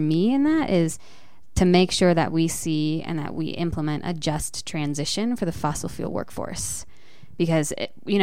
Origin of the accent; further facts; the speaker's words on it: Boulder, Colorado, United States; also born or lived in Denver, Colorado / Adams County, Colorado; I was born in Boulder